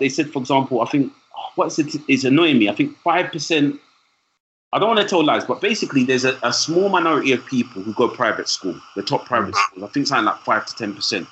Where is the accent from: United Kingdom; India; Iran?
United Kingdom; London; I'm from East London. I'm proud of where I'm from in East London